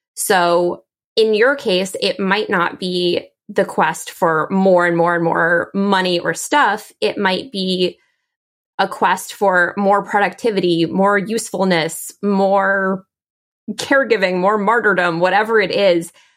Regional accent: D.C., Maryland suburbs of Washington, United States; I grew up in the Washington, D C area. I grew up in the Maryland suburbs of D C

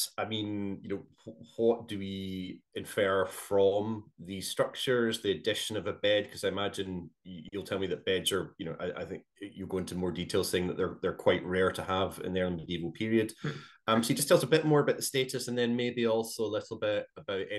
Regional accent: Glasgow, Scotland, United Kingdom; growing up in Glasgow

